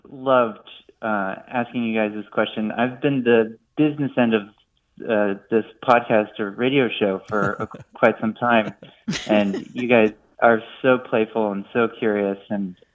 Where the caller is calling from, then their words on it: New York City, New York, United States; yeah, I'm calling from New York City.